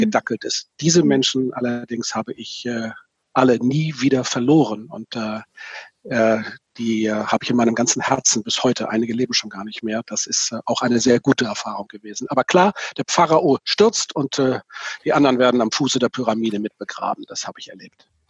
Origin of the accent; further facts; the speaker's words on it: Itzehoe, Schleswig-Holstein, Germany; einen Pastor in Itzelhoch, da wo ich herkomme, kennengelernt habe